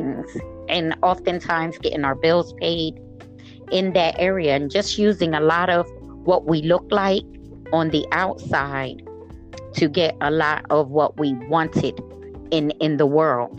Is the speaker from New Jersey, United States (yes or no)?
yes; Camden, New Jersey, United States; I grew up in the city of Camden, New Jersey